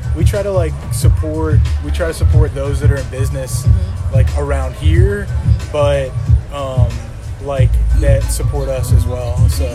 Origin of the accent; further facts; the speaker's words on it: Chicago, Illinois, United States; moved away; I grew up in Chicago in the Jordan era.